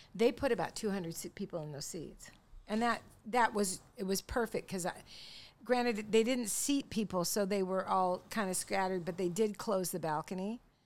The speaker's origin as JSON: {"language": "English", "town": "Longview", "region": "Washington", "country": "United States", "said": "we're from Longview"}